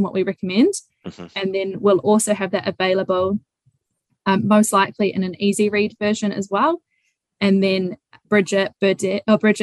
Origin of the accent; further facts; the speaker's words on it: Raglan, Waikato, New Zealand; also born or lived in Hamilton; I grew up in Whangaroa Raglan, or just outside of Raglan